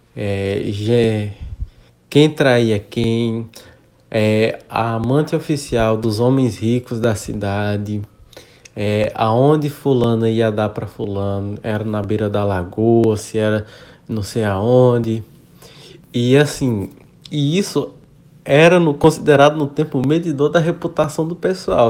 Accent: Campo Alegre de Lourdes, Bahia, Brazil; now in Teresina, Brazil; sou criado da Bahia e moro atualmente no Império de Teresina, Piauí

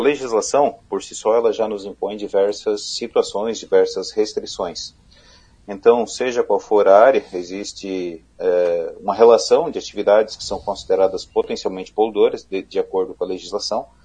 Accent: Criciúma, Santa Catarina, Brazil; eu sou da região sul do estado, de Criciúma

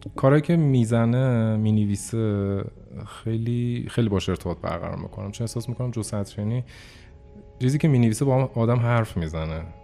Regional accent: Iran; ما ایرانیم، زبان فارسیه

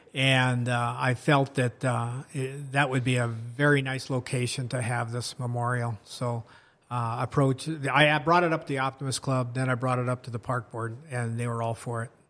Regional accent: Washington, United States; moved away as an adult; also born or lived in Marshall County, Minnesota; I grew up out in Washington State

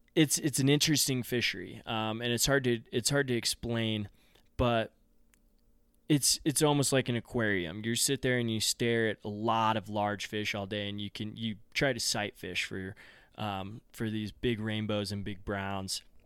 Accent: Front Range of Colorado, United States; also born or lived in Gunnison, Colorado; I grew up on the Front Range of Colorado

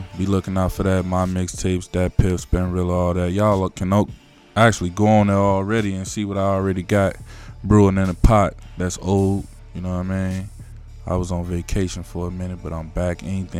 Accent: Harvey, Illinois, United States; also born or lived in Chicago; I was born in Chicago, first and foremost. You know what I'm saying? I lived there for quite a few years.

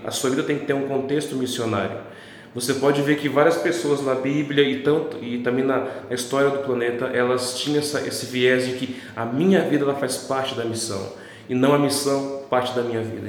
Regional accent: Paraná, Brazil; Eu venho do Paraná

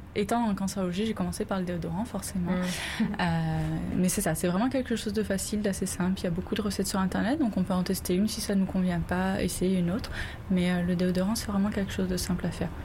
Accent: France; moved away as an adult; now in Montreal, Canada; Je suis française

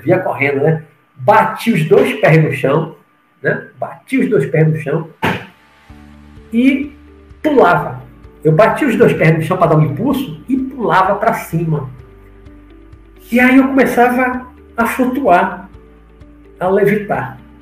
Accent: Salvador, Bahia, Brazil; also born or lived in Rio de Janeiro; na infância, quando morava no Rio de Janeiro, logo que eu voltei para Salvador em, em 69, 70.

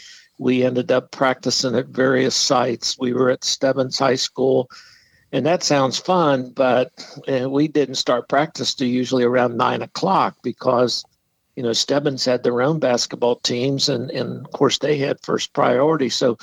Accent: Dayton, Ohio, United States; also born or lived in Idaho; I've lived in Dayton since I was about 6 years old. I was actually born in Idaho. My dad was in the Navy, but we moved to Ohio.

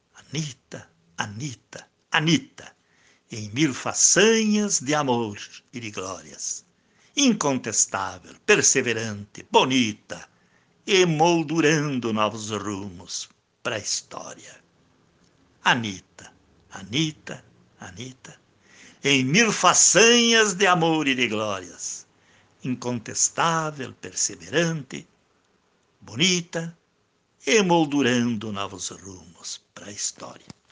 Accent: Não-Me-Toque, Rio Grande do Sul, Brazil; moved away; eu tenho o prazer, depois de mais de cinco décadas, voltar a Não Me Toque

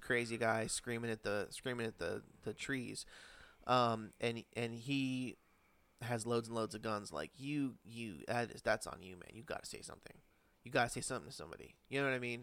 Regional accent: Connecticut, United States; I grew up in Connecticut

